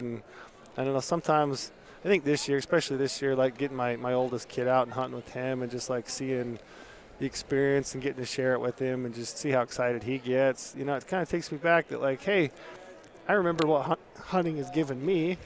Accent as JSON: {"language": "English", "region": "Utah", "country": "United States", "said": "in Utah, my home state"}